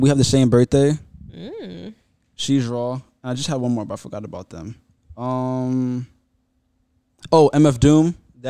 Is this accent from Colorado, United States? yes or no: no; Florida, United States; As a Floridian.